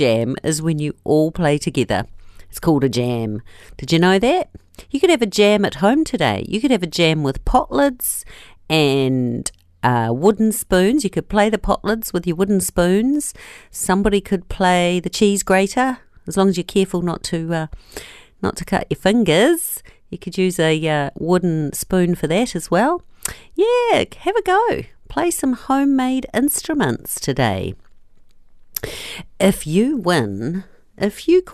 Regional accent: Nelson, New Zealand; people who live in my hometown of Nelson

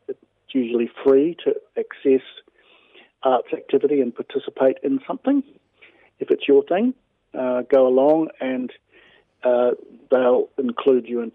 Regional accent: Wellington, New Zealand; moved away; also born or lived in Australia / Melbourne; I was born in Wellington, but I lived in Australia for a long time

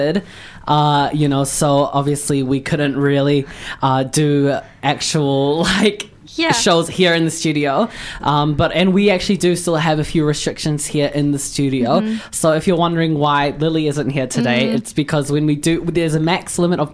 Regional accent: New Zealand; growing up here, you know, in New Zealand

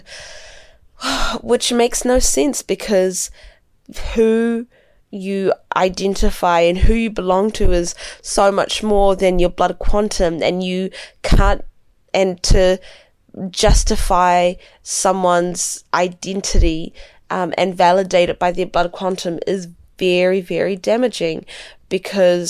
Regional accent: New Zealand; growing up in New Zealand

